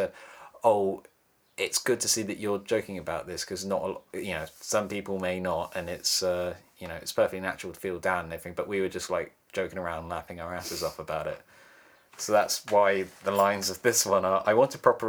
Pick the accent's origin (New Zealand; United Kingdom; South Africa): United Kingdom; Cornwall, South West England; moved away as an adult; also born or lived in High Wycombe; now in Bristol, United Kingdom; I'm a different person when I'm at home with my parents and in my hometown, just because, you know, I grew up there.